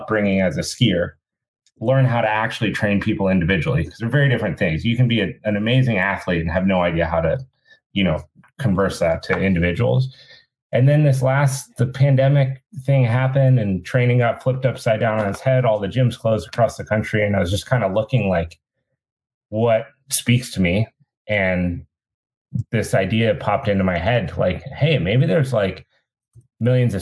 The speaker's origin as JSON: {"language": "English", "town": "Steamboat Springs", "region": "Colorado", "country": "United States", "tie": "born or raised there", "said": "I grew up in Steamwood Springs, Colorado"}